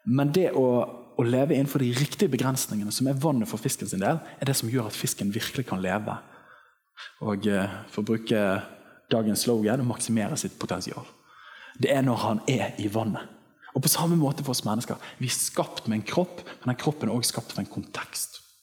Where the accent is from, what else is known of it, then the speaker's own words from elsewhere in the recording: Western Norway, Norway; Jeg kommer fra Vestlandet